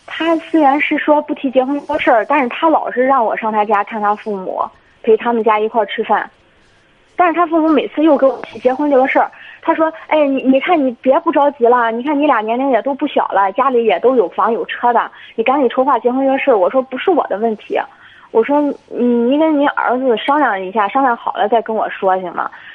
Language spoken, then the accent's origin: Chinese; Jinan, Shandong, China; 我们都是济南本地的